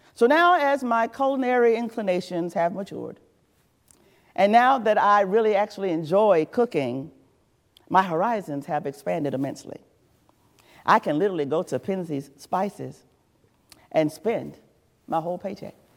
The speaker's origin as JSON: {"language": "English", "region": "the South", "country": "United States", "tie": "born or raised there", "also_born_or_lived": "Georgia / South Carolina / North Carolina", "lives_now": "Virginia, United States", "said": "I was raised in the South. I'm a Southerner. I'm unapologetically a Southerner"}